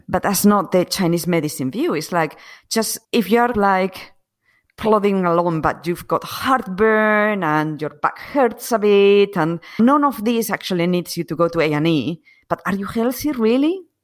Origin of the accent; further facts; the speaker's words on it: Asturias, Spain; English is a second language; moved away as an adult; also born or lived in United Kingdom / London; I was born and grew up in Spain, in, um, in the north of Spain. It's called Asturias.